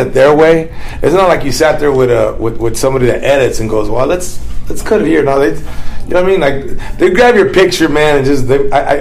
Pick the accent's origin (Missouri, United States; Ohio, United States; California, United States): California, United States; Los Angeles; a Mexican American from East